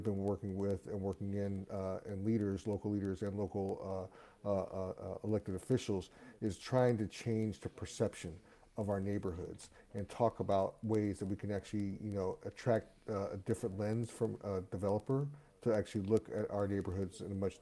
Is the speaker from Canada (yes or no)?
no; Milwaukee, Wisconsin, United States; my hometown of Milwaukee